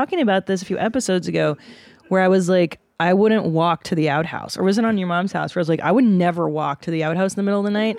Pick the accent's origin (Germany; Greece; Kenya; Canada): Canada; now in Los Angeles, United States; I was born in Canada